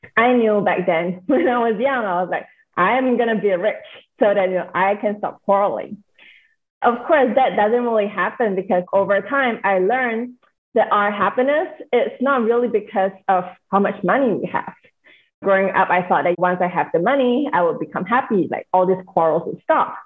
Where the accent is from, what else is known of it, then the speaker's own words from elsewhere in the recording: Singapore; now in United States; I am born and raised in Singapore. I'm currently living in the States.